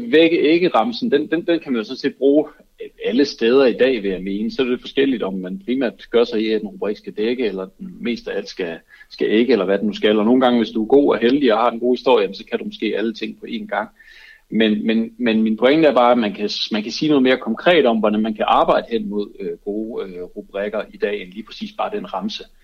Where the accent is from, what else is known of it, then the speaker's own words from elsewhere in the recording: Aarhus, Central Denmark Region, Denmark; Jeg er også fra Aarhus.